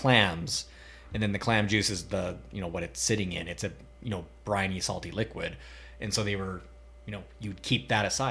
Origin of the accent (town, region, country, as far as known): Canada